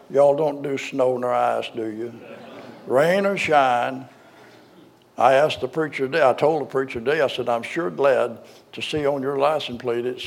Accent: Arkansas, United States; I was born in Arkansas

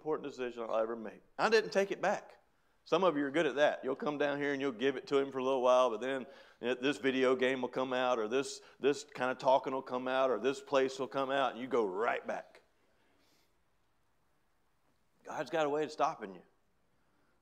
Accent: Hickory Flat, Georgia, United States; I grew up in Hickory Flat, Georgia.

